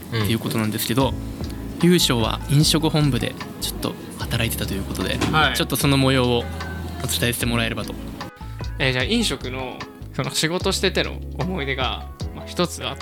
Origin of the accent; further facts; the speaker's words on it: Iwaki, Fukushima, Japan; moved away; 僕地元福島県のいわき市なんで